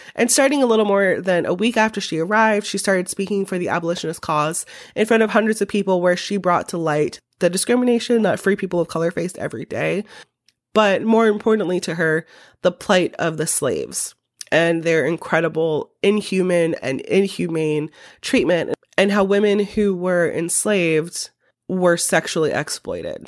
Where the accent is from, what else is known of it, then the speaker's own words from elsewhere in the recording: United States; an American who is a historian